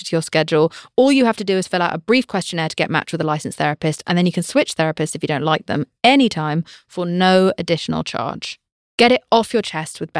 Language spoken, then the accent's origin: English; United Kingdom; I'm British